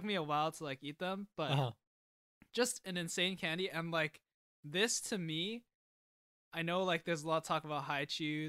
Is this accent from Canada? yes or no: yes; Canada; I didn't grow up there, but like, obviously not because I'm Canadian.